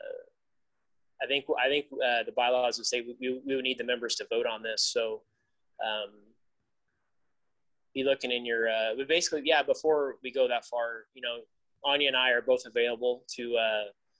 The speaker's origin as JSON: {"language": "English", "area": "the Valley", "region": "California", "country": "United States", "said": "I'm from the Valley"}